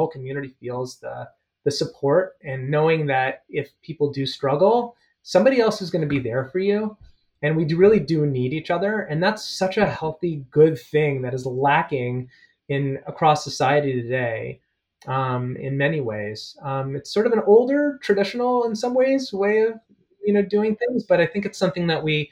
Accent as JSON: {"language": "English", "town": "Toronto", "region": "Ontario", "country": "Canada", "tie": "born or raised there", "moved": "yes", "said": "I grew up at Bathurst and Eglinton. Forest Hill"}